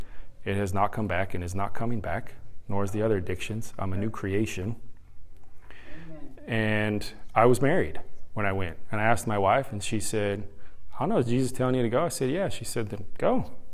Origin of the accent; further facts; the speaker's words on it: San Diego, California, United States; now in Carrollton, United States; I came from San Diego to Carrollton to speak at a youth conference